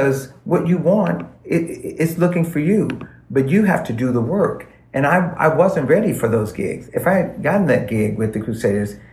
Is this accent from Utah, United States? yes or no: no; Los Angeles, California, United States; I'm from L.A.